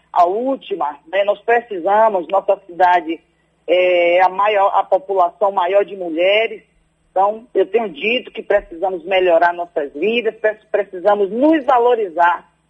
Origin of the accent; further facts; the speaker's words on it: near Salvador, Feira de Santana and Alagoinhas, Bahia, Brazil; o meu povo, de onde eu vim